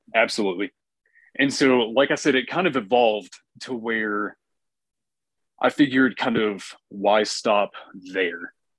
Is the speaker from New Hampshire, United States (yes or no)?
yes; New Hampshire, United States; moved away; I'm actually originally from New Hampshire, and um, while we lived up there